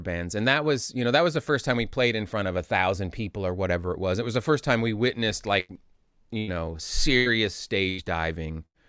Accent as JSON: {"language": "English", "town": "Indianapolis", "region": "Indiana", "country": "United States", "tie": "born or raised there", "also_born_or_lived": "Chicago", "said": "we moved from Indianapolis to Chicago when I was in third grade"}